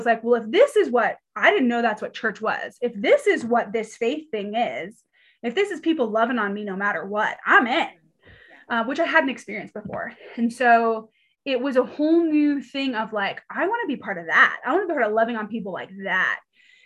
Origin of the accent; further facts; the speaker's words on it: Pasadena, California, United States; moved away as an adult; also born or lived in Georgia; now in Colorado, United States; I'm from California originally, the lovely city of Pasadena